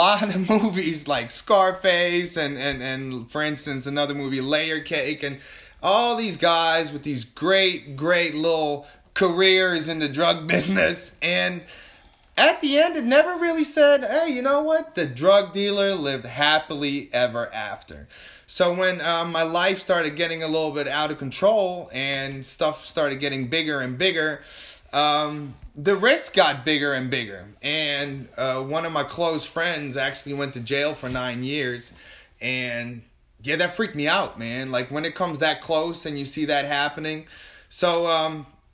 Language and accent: English; Amsterdam, North Holland, Netherlands; moved away as an adult; now in New Orleans, United States; I am from Amsterdam, moved over here in New Orleans in 2010